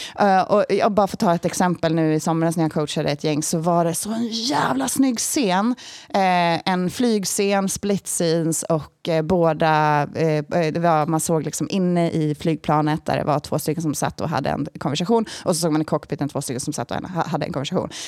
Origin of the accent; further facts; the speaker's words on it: Sweden; jag är svensk